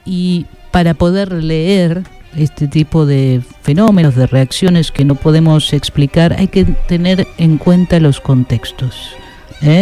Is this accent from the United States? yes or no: yes; United States; soy eh, estadounidense